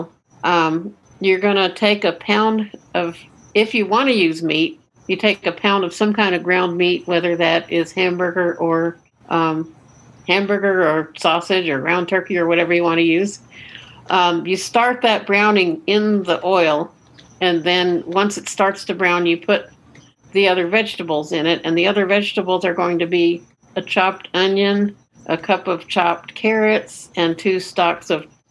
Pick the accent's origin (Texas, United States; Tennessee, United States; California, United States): Texas, United States; Austin; I am from Austin, Texas.